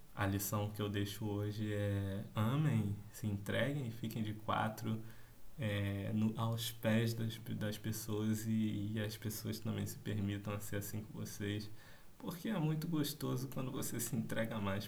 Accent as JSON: {"language": "Portuguese", "region": "Rio de Janeiro", "country": "Brazil", "accent": "carioca", "said": "esse sotaque carioca"}